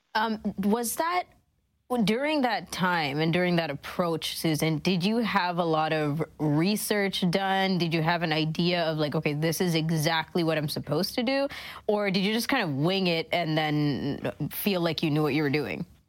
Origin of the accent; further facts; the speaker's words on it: Toronto, Ontario, Canada; up until I was 15, mm, 17 and that's when I moved out of Scarborough